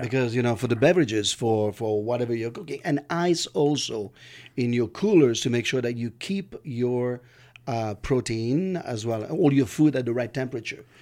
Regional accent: California, United States; I'm from California

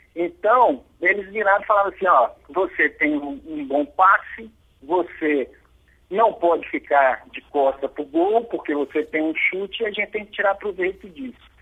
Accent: Belo Horizonte, Minas Gerais, Brazil; nós somos de Belo Horizonte

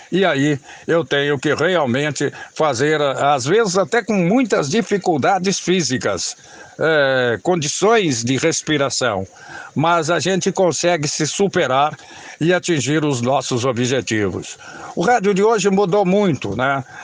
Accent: Jacarezinho, Paraná, Brazil; born there; Eu nasci em Jacarezinho, no Paraná, na divisa com o estado de São Paulo.

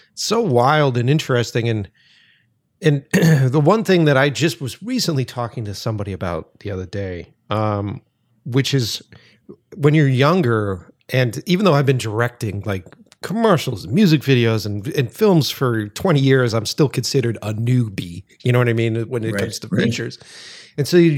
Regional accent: Boston, Massachusetts, United States; moved away as an adult; now in Los Angeles, United States; I'm originally from Boston. I just moved out here to Los Angeles

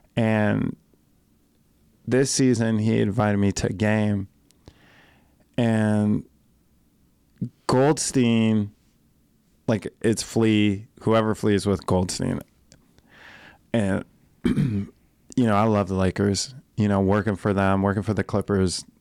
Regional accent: Colorado, United States; I'm from Colorado

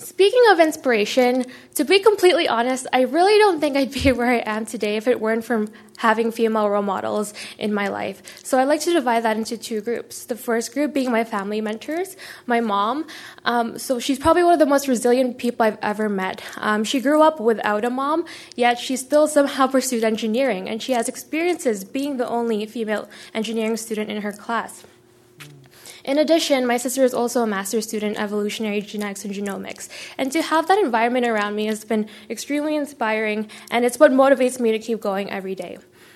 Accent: Winnipeg, Manitoba, Canada; moved away as an adult; also born or lived in Philippines; now in Calgary, Canada; I'm currently an out-of-province student from Winnipeg, Manitoba. But my story doesn't really start there. I was born in the Philippines, and I immigrated here to Canada when I was just 3 years old.

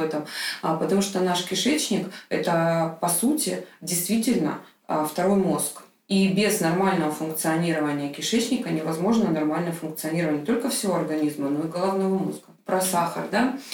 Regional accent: Krasnodar, Krasnodar Krai, Russia; в тот же Краснодар, там маленький город, мой родной город

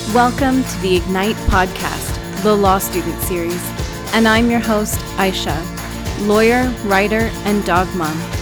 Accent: Canada; also born or lived in England; those of us Canadians

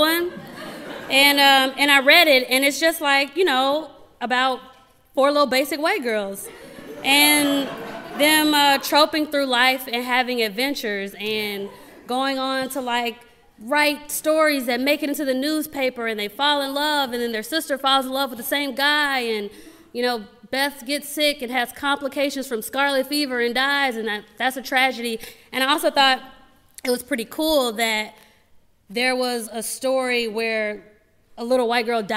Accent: Gary, Indiana, United States; moved away as an adult; also born or lived in Los Angeles; I grew up in Gary, Indiana.

